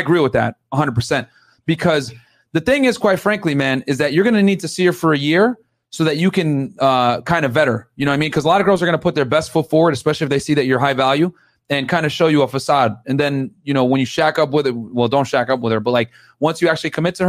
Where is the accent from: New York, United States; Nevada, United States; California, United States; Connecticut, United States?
Connecticut, United States; New Britain; I grew up in New Britain, man. So I'm a Connecticut local too